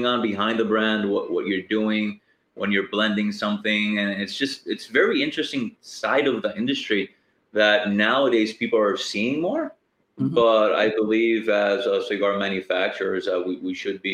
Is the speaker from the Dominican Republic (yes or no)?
yes; Dominican Republic; I'm from Dominican Republic